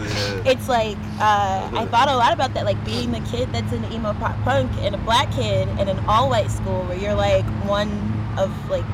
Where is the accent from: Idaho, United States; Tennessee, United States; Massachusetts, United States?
Tennessee, United States; Memphis; I'm from the South, I'm from Memphis.